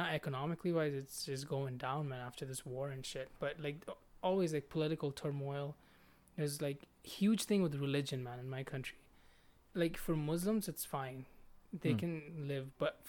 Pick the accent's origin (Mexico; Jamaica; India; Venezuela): India; now in Calgary, Canada; I was born a Hindu, man, but I kind of deviated from it, especially after seeing all the shit in my country.